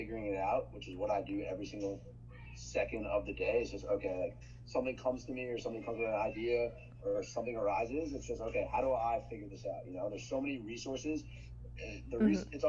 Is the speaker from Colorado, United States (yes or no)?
no; New York, United States; moved away as an adult; also born or lived in Michigan; I grew up in New York, but outside of the city